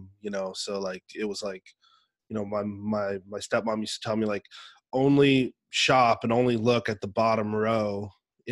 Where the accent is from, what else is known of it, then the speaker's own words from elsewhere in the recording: the Northwest, Pacific Northwest, United States; growing up in the Northwest